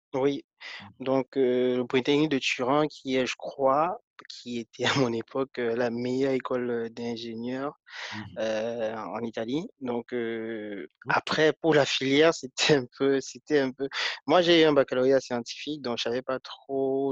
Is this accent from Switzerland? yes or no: no; Foumban, West, Cameroon; moved away as an adult; also born or lived in Bangangté, Cameroon / Yaoundé, Cameroon / Italy; now in France; je suis né à Fumban, je suis né dans les années euh, en 1990 et mmh mes plus gros souvenirs euh, sont, que j'ai fait 12 ans dans cette ville-là